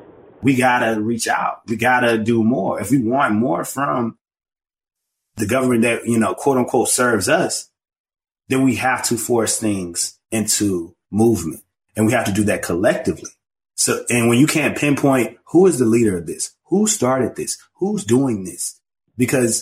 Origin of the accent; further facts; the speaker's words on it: the South, United States; now in Chicago, United States; I grew up in the church and I'm from the South